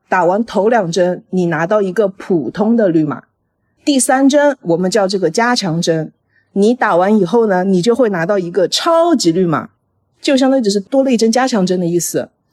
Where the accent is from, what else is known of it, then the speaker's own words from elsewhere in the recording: Hangzhou, Zhejiang, China; moved away as an adult; also born or lived in Wuhan; now in Italy; 我是在杭州长大的